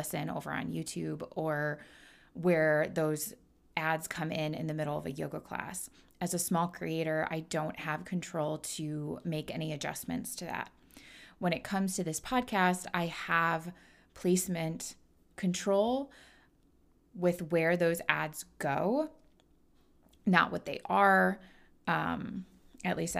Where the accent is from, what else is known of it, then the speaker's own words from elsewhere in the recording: Midwest, United States; I'm born and raised in the Midwest